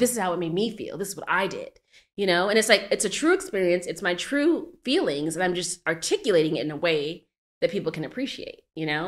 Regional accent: Arizona, United States; moved away as an adult; now in Brooklyn, United States; I was born in Brooklyn, but I'm not from Brooklyn. I grew up in Arizona

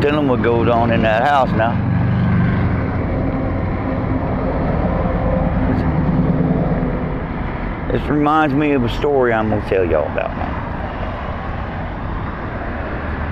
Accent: Annapolis, Maryland, United States; Annapolis, Maryland, my hometown where I grew up.

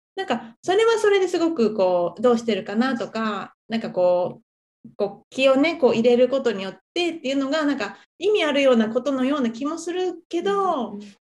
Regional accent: Japan; moved away; 美咲さんも私も日本で生まれて育ってる

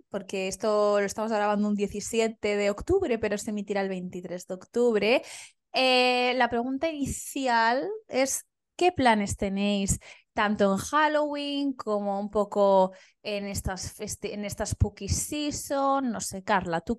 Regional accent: Valencian Community, Spain; somos valencianas

